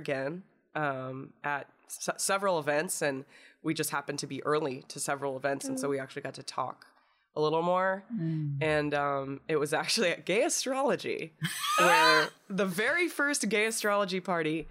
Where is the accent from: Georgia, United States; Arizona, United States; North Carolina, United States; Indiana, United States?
Indiana, United States; I'm from Indiana